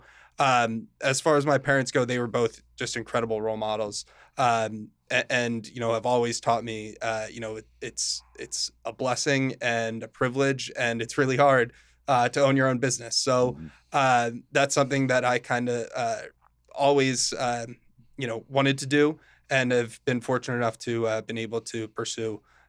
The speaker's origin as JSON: {"language": "English", "town": "Morristown", "country": "United States", "tie": "born or raised there", "said": "So I'm from Morristown originally. I grew up there, you know, with my family, my sister, and my parents."}